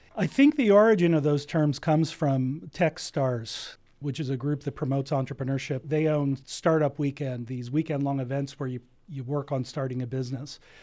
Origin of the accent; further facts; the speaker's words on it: New Jersey, United States; now in Ventura County, United States; I grew up in New Jersey